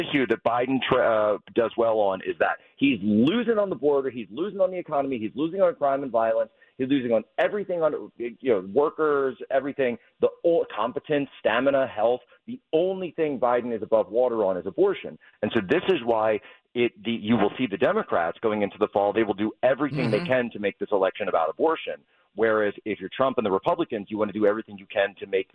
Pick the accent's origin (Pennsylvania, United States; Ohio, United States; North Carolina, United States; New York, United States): Pennsylvania, United States; Norristown; I'm from Norristown, so this is my backyard